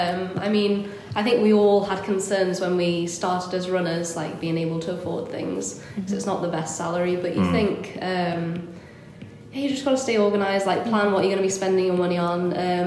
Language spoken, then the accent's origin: English; North Wales, United Kingdom; moved away as an adult; also born or lived in Manchester; I'm originally from North Wales